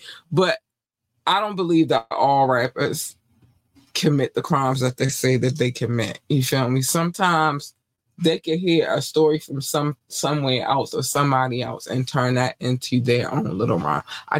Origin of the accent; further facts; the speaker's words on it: North Carolina, United States; born there; Like I said, I was born in North Carolina.